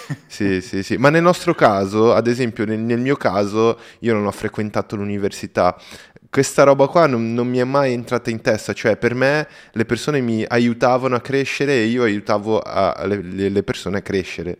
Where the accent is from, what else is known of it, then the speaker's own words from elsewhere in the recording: Brazil; Italian is a second language; io sono brasiliano